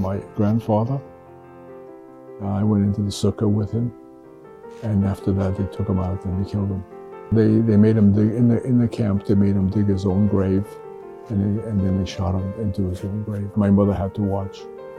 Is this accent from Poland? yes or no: yes; Poland; born there; I was born in Poland in February of 1939.